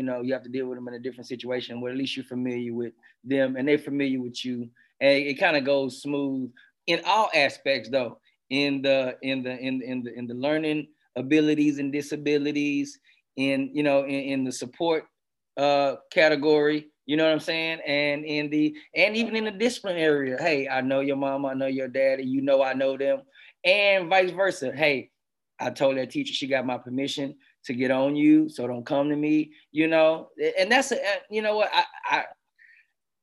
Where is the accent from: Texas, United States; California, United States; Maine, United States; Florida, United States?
Texas, United States; Houston; I'm from Houston, Texas.